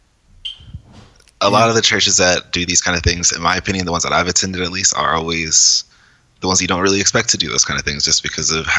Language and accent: English; Los Angeles, California, United States; I'm from California, Los Angeles, California.